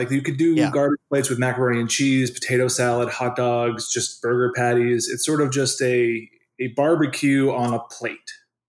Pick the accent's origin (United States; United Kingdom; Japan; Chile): United States; New York City, New York; I'm a New Yorker.